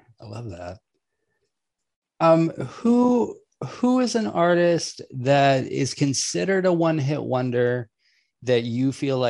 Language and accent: English; Huntsville, Alabama, United States; I went to high school in North Alabama